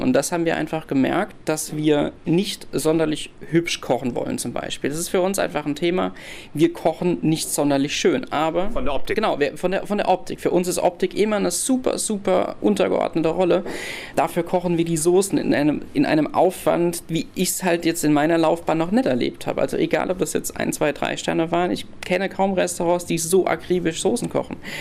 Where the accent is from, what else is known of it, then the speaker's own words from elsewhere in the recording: Rhineland-Palatinate, Germany; wir als Pfälzer